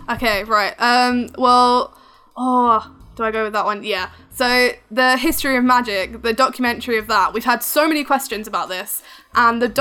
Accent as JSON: {"language": "English", "country": "United Kingdom", "accent": "English", "said": "I'm from the UK"}